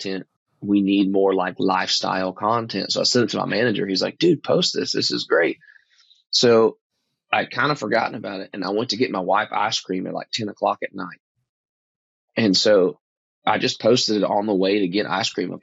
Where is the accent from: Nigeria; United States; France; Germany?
United States; East Texas; growing up in East Texas is real thick, like really hard cover